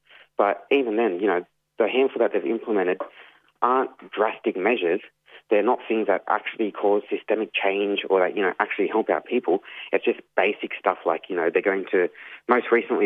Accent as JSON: {"language": "English", "area": "Yuin Nation", "region": "south coast of New South Wales", "country": "Australia", "said": "I'm from the Wanniwandian clan of the Yuin Nation, which is up on the south coast of New South Wales, from the Nowra area south to the Victoria border."}